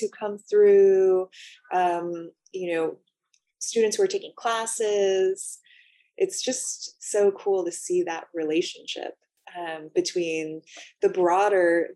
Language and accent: English; Los Angeles, California, United States; also born or lived in San Diego; I'm from Los Angeles, but actually, yeah, spent a lot of time in San Diego growing up.